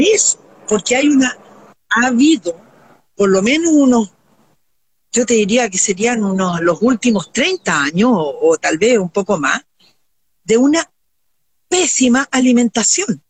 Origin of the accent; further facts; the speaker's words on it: Viña del Mar, Valparaíso, Chile; yo me crié en Viña